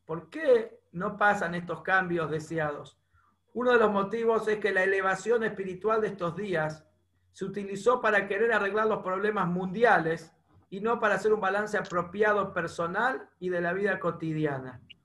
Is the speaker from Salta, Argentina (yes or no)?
no; Bernasconi, La Pampa, Argentina; moved away; en La Pampa, en Bernasconi, en mi pueblo